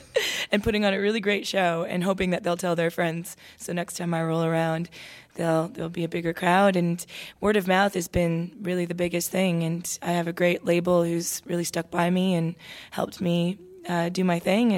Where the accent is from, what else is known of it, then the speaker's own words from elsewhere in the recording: Toronto, Ontario, Canada; I feel like I was a daughter of two immigrant parents growing up in Toronto. My mom, Irish, my dad, Mexican.